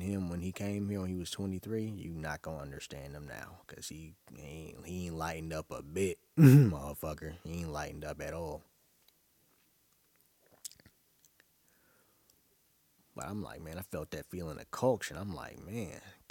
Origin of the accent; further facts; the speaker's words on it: New York City, New York, United States; now in Atlanta, United States; I'm from Brooklyn, which isn't a lie. But I was definitely born in Brookdale Hospital